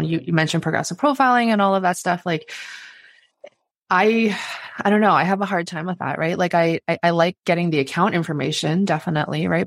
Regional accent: Canada; as a Canadian

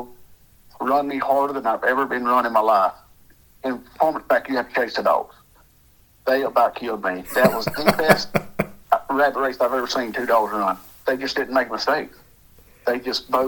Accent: Louisiana, United States; moved away as an adult; I'm from Louisiana. Grew up, born and raised there, and decided to move up here when about 20 years old

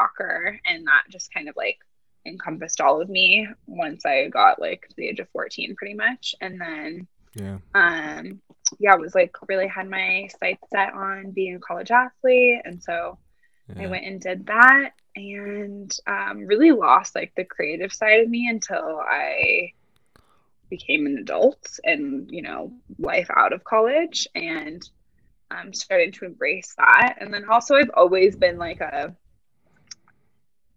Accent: Boulder, Colorado, United States; I was born and raised in Boulder, Colorado

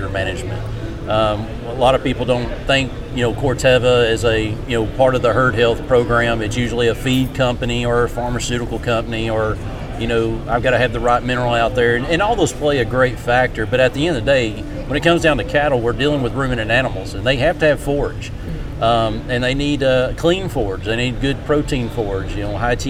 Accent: Texas, United States; moved away as an adult; also born or lived in Mississippi; now in West Virginia, United States; I was born and raised in Texas, so I'm a Texas native on a cattle operation

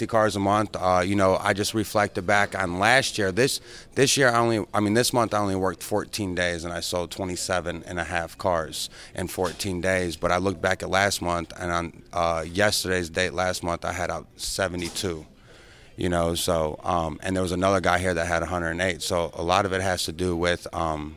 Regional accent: Ohio, United States; moved away as an adult; also born or lived in Michigan; now in Tampa, United States; I'm from Ohio.

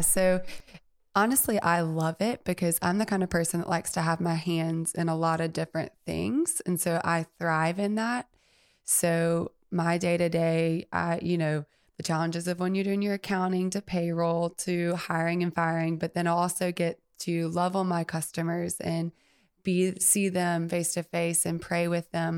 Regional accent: Mobile, Alabama, United States; also born or lived in Birmingham, Alabama; I am born and raised in Mobile, Alabama

